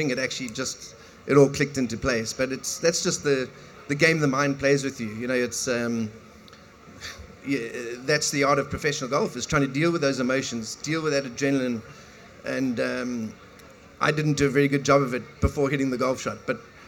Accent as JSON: {"language": "English", "country": "South Africa", "tie": "born or raised there", "said": "growing up in South Africa in a small little town"}